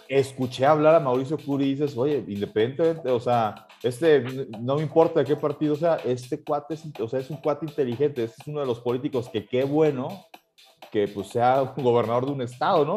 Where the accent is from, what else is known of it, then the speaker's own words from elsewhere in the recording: Mexico; somos el pueblo de México